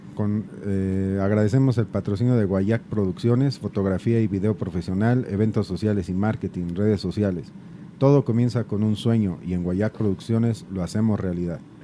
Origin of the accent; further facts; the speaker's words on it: Mexico City, Mexico; yo también soy de la Doctores